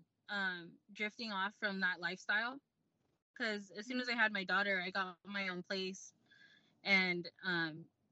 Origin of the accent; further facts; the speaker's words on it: Lakewood, California, United States; moved away; we're from Lakewood, California